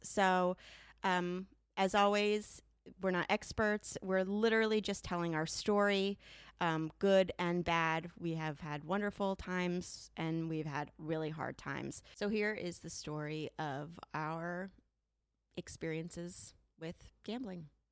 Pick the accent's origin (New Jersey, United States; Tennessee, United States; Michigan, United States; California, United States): New Jersey, United States; I'm a tried and true Jersey girl